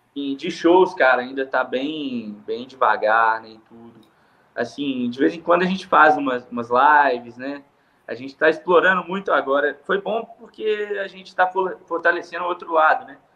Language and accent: Portuguese; Andrelândia, Minas Gerais, Brazil; now in Belo Horizonte, Brazil; eu nasci aqui em Belo Horizonte, né? Sou natural daqui, e quando eu tinha aproximadamente uns oito anos de idade, é, eu fui para Andrelândia morar lá no interior com a minha tia